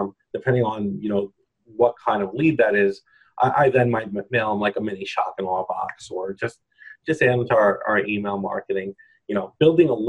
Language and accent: English; New York, United States; accent: New York; I'm from New York, my New York accent